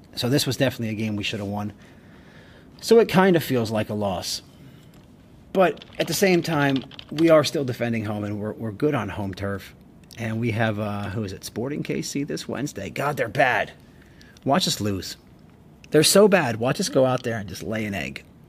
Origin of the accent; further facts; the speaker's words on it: United States; we're American and we do it differently here